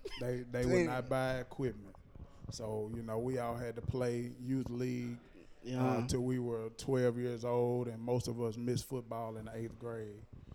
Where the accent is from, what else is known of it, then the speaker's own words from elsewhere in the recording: Nashville, Tennessee, United States; I'm from here. I grew up in Madison.